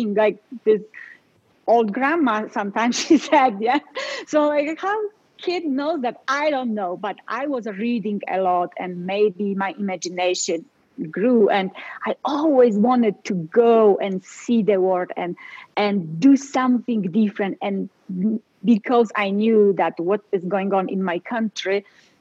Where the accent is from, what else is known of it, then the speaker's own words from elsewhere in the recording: Poland; English is a second language; moved away as an adult; now in Colorado, United States; I was born and raised in Poland